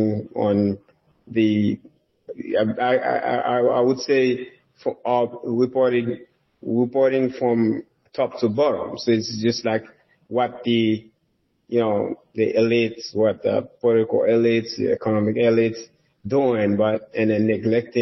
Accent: Nord-Ouest, Haiti; moved away as an adult; also born or lived in Port-au-Prince, Haiti; now in United States; I was born and raised in Haiti. I came from a very humble background. My parents, they basically from the remote village in Haiti, in northwestern part of Haiti. That's where I was born and raised

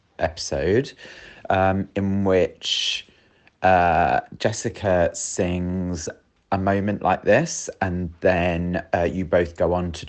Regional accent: United Kingdom; as a British listener

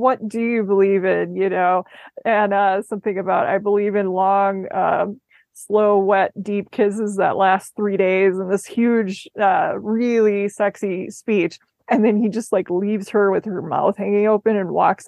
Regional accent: Arizona, United States; I'm from Arizona.

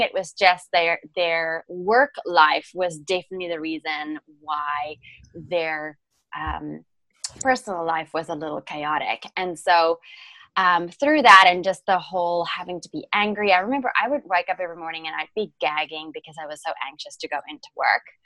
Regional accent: South Africa; English is a second language; moved away as an adult; also born or lived in London; so I am originally from South Africa and um, I was born and raised there, and then I moved to um, London after I graduated from the University of Stellenbosch

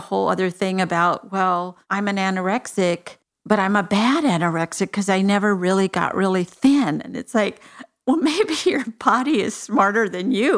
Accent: Texas, United States; I'm from Texas

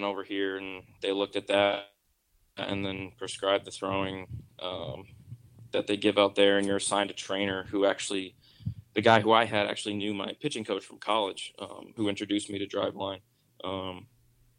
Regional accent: New England, United States; New England. I'm from New England.

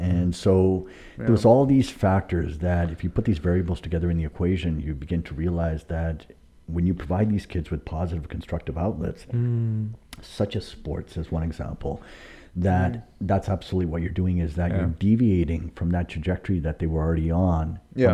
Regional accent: Ladner, British Columbia, Canada; In Lander.

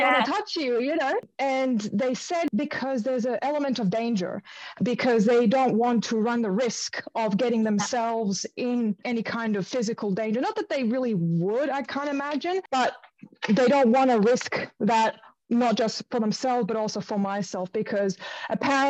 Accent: Melbourne, Victoria, Australia; I'm from Melbourne

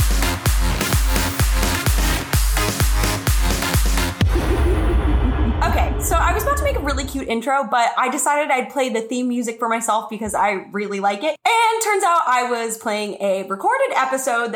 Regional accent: New Mexico, United States; moved away as an adult; now in Los Angeles, United States; my whole life growing up in New Mexico, I was like, I don't fit in New Mexico.

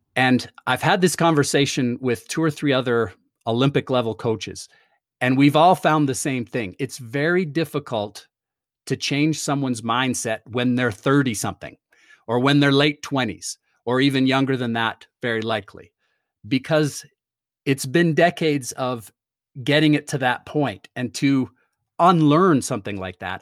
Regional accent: Toronto, Ontario, Canada; moved away as an adult; I grew up in Toronto, uh, moved here f, to go to university

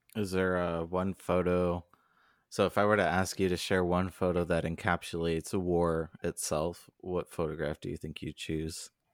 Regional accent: Southern California, United States; I grew up in Southern California

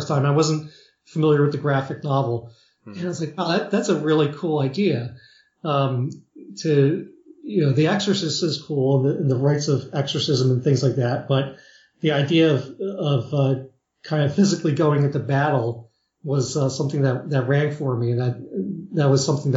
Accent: Philadelphia, Pennsylvania, United States; I grew up in Philadelphia

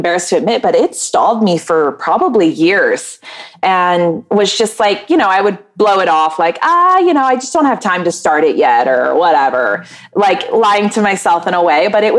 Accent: Maryland, United States; born there; also born or lived in North Carolina; now in Wilmington, United States; So I was born in Maryland, and then I moved all around the East Coast. And the longest I lived anywhere was North Carolina, in a little beach town.

